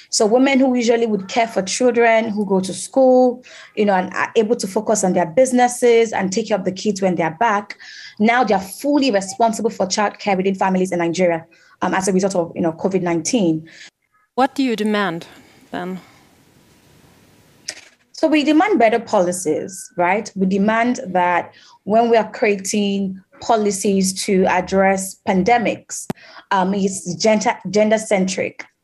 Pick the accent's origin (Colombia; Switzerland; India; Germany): Colombia; Cali, Valle del Cauca; German is a second language; ich komme aus Kalikolumbien. Ich bin in einem kleinen Dorf aufgewachsen, wo die Kinder und Jugendlichen kaum Zugang zu guter Bildung und beruflichen Möglichkeiten haben.